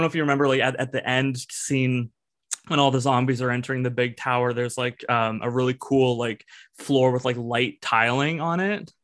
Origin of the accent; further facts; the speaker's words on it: a town near Toronto, Ontario, Canada; Evan and I are from uh, a town kind of near Toronto, like we're from Canada